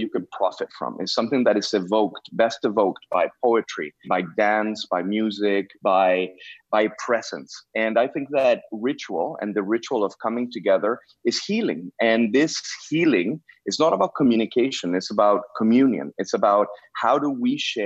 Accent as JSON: {"language": "English", "country": "Mexico", "also_born_or_lived": "Canada"}